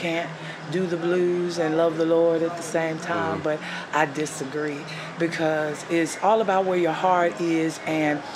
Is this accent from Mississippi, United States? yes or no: yes; Jackson, Mississippi, United States; I am originally from Jackson, Mississippi